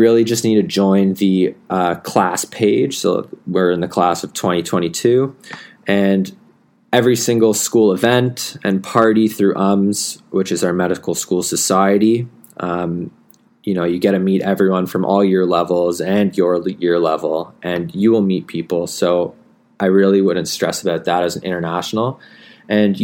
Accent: Canada; moved away as an adult; now in Melbourne, Australia; as a Canadian international

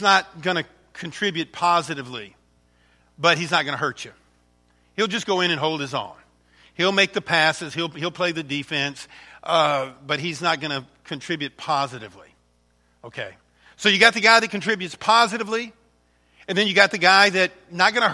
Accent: Alcona County, Michigan, United States; We're from Alcona County

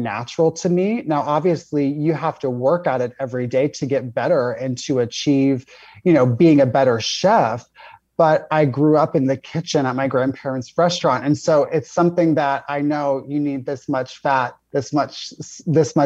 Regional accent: Florida, United States; I grew up in Florida.

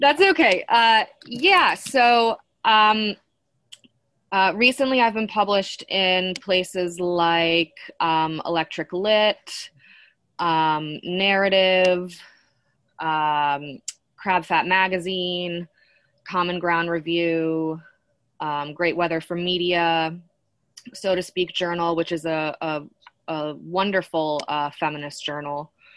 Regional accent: Western Massachusetts, United States; moved away; I grew up in Western Massachusetts, um, not far from Amherst

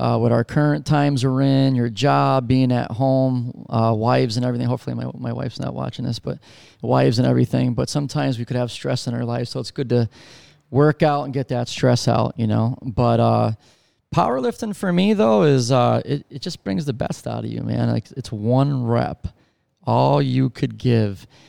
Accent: Scranton, Pennsylvania, United States; my hometown there in Scranton

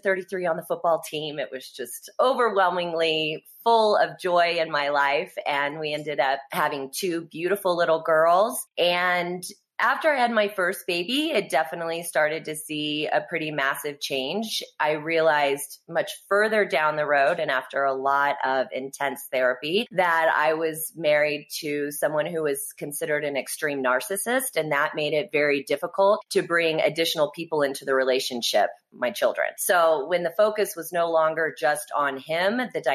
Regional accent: Kansas City, United States; also born or lived in Texas; now in Vail, United States; I was originally born in Kansas City. I'm a Midwest girl.

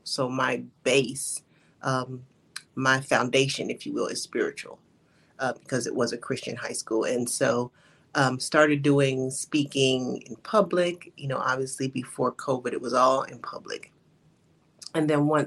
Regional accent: Chicago, Illinois, United States; moved away as an adult; now in Atlanta, United States; So I am originally from Chicago, but I currently live in Atlanta.

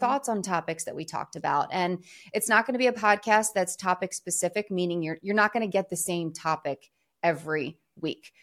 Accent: Philadelphia, Pennsylvania, United States; moved away; also born or lived in New York; I'm from Philadelphia, a few hours south of New York City

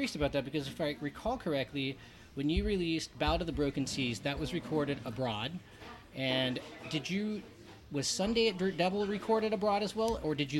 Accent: California, United States; moved away as an adult; also born or lived in Seattle; now in Paris, France; So I'm originally from California, though.

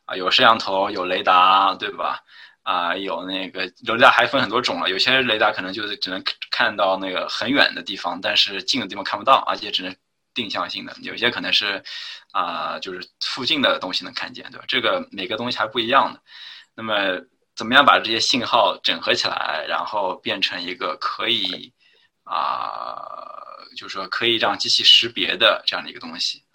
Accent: China; 我当然是，就是国内打长大的，就是从小肯定是用Windows的

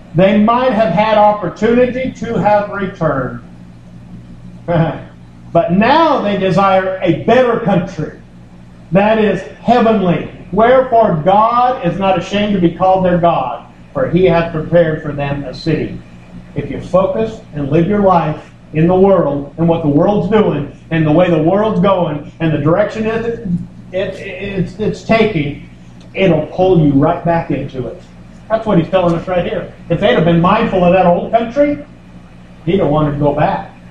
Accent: United States; I'm an American

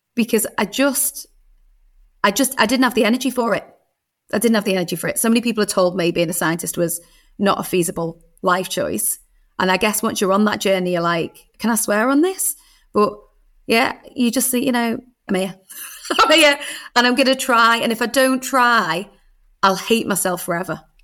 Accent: Birkenhead, North West England, United Kingdom; I was a, a little girl growing up in Birkenhead

